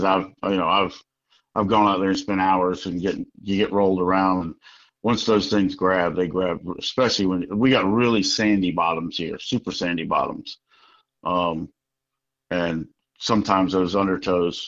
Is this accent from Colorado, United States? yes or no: no; the South, South Carolina, United States; moved away as an adult; also born or lived in Connecticut; I grew up in the South and then moved up there for 20-some-odd years